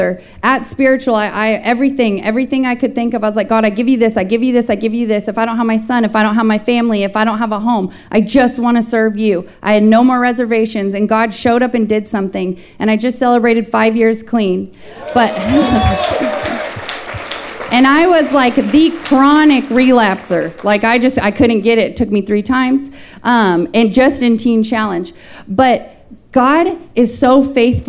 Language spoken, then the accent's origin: English; Fresno, California, United States; I was born in Fresno, California, so just 40 minutes away from here